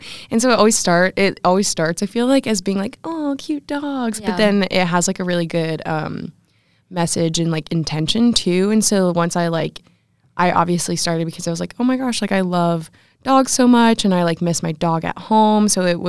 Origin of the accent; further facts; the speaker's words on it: Columbus, Ohio, United States; I'm a sophomore integrated strategic communication major. I'm from Columbus, Ohio